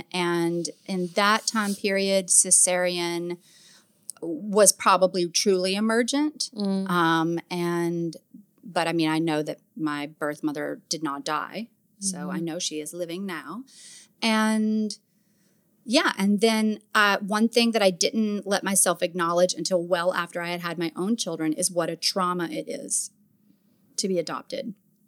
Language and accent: English; the South, United States; accent: Southern; You can probably hear yeah. my accent too, especially when I start thinking about being Southern.